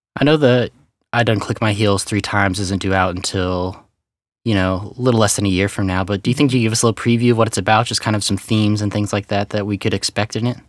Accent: Kansas City, Missouri, United States; moved away as an adult; also born or lived in Portland, Oregon; now in Texas, United States; born and raised in Kansas City area, Missouri side

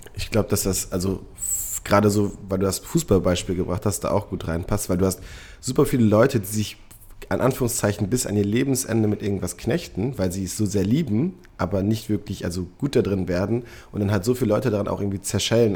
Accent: Münster, North Rhine-Westphalia, Germany; moved away; ich bin in Münster geboren, aufgewachsen

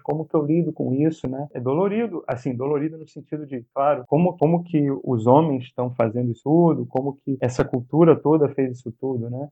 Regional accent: Brazil

